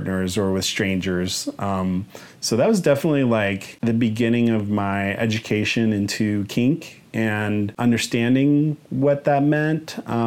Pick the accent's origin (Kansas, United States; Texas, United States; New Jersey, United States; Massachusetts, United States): Kansas, United States; Wichita; moved away; my hometown in Wichita, Kansas